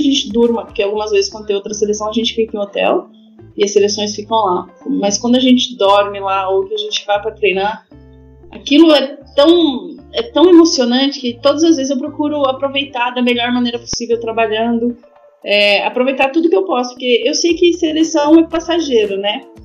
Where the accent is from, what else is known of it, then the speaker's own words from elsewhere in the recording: Brazil; moved away as an adult; also born or lived in France; sou brasileira